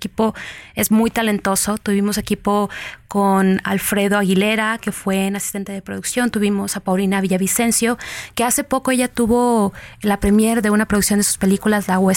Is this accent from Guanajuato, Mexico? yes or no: yes; Guanajuato, Mexico; also born or lived in Michoacán; dado que vengo del estado de Guanajuato y Michoacán. Y conforme eh, viví ahí, vi cómo la violencia traspasaba de Michoacán a Guanajuato